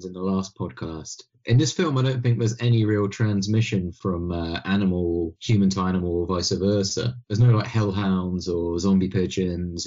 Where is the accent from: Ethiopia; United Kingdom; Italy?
United Kingdom; being a British man